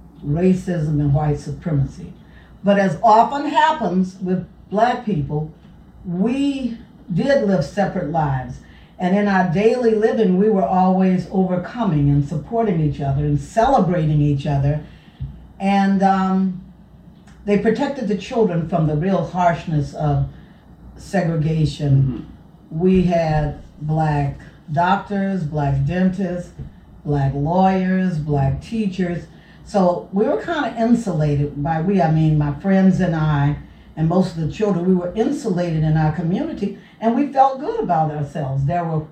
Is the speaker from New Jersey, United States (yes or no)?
no; Montgomery, Alabama, United States; moved away; also born or lived in Nashville, Tennessee; I was born and reared in Montgomery, Alabama.